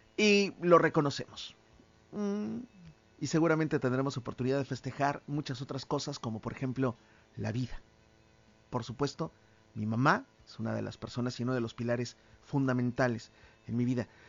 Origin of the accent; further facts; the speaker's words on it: Mexico; como mexicanos podríamos